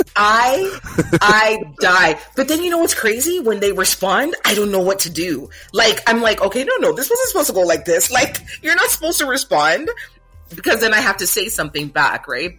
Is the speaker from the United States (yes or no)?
no; Jamaica; where am I from and I say Jamaica